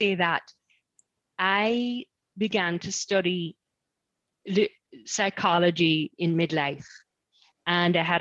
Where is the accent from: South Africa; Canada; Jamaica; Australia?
Jamaica; Kingston; also born or lived in United States; now in Nottingham, United Kingdom; I'm from Kingston, Jamaica